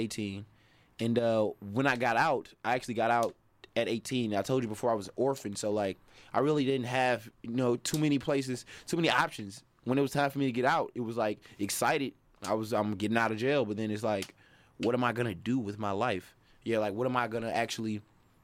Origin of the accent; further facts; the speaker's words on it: Milwaukee, Wisconsin, United States; Initially, like, the Hampton area, over there by Wall Park